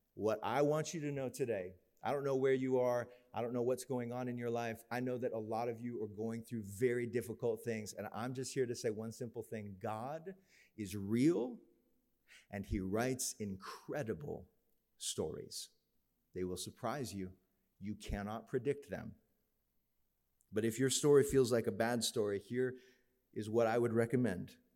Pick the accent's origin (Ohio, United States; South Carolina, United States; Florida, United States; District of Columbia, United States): Florida, United States; we grew up in Florida